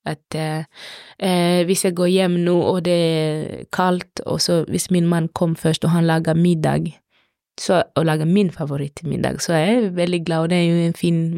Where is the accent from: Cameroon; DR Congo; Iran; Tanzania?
DR Congo; now in Norway; I, ikke i Kongo, ikke der jeg kommer fra. Da bruker vi, spesielt når det er mat, når vi skal hilse, så er det alltid høyre, aldri venstre.